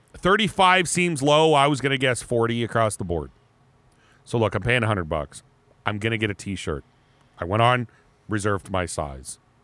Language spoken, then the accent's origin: English; Erie, Pennsylvania, United States; moved away; I grew up, I grew up in Erie